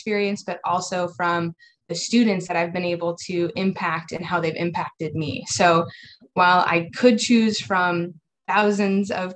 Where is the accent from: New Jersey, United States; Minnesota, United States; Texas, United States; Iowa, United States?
Iowa, United States; moved away as an adult; now in Houston, United States; I'm originally from Iowa, grew up in the education system up there